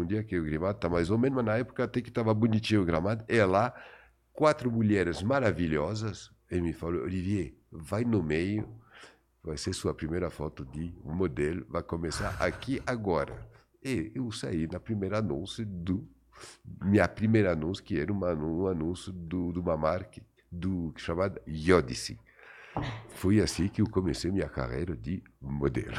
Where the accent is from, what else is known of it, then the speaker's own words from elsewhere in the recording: France; Portuguese is a second language; moved away as an adult; also born or lived in Paris; now in Brazil; os 20 primeiros anos da minha vida que eu passei na minha terra e no meu país de, uh, de origem, que é a uhum. França.